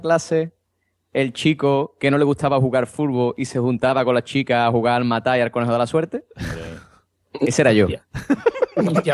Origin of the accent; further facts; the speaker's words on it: Andalusia, Spain; yo como buen andaluz